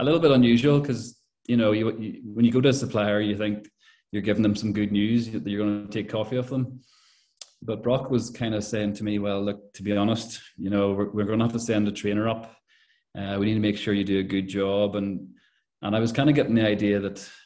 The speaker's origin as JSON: {"language": "English", "town": "Belfast", "region": "Northern Ireland", "country": "United Kingdom", "also_born_or_lived": "Letterkenny", "moved": "as an adult", "said": "I'm originally from Belfast"}